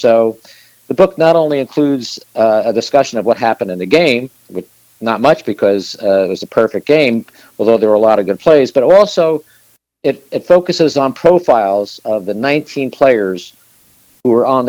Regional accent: Essex County, New Jersey, United States; I remember when I was growing up in New Jersey, in Essex County

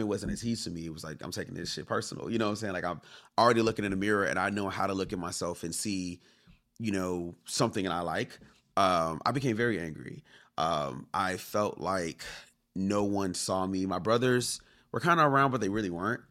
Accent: Inglewood, California, United States; growing up in Inglewood

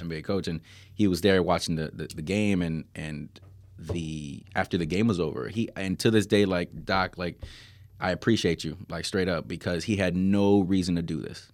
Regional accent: Miami, Florida, United States; I'm from Miami

